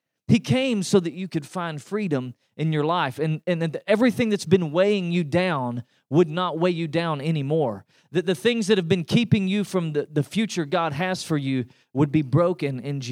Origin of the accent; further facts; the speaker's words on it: East Tennessee, United States; now in Texas, United States; I grew up in East Tennessee, and that's why you can tell I'm not from here